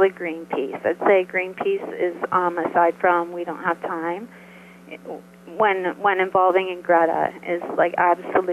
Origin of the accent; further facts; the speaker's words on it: Canada; I'm Canadian